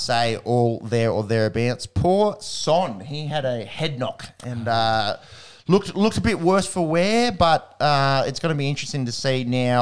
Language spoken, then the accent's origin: English; Australia; as an Australian